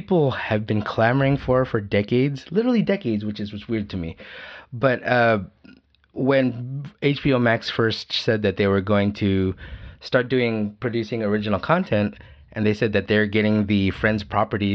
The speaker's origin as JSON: {"language": "English", "country": "Philippines", "said": "we're Filipino"}